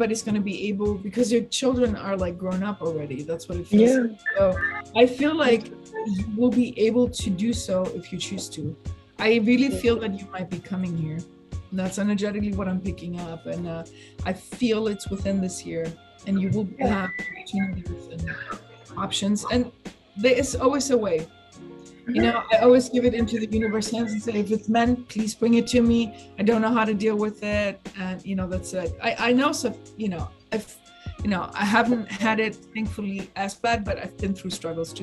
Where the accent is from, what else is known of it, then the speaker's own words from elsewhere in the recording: Stuttgart, Baden-Württemberg, Germany; moved away; I'm from Stuttgart